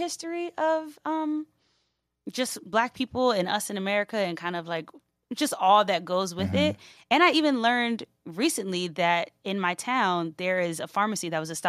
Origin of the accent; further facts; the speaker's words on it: New Jersey, United States; Well, South Jersey is a very interesting place.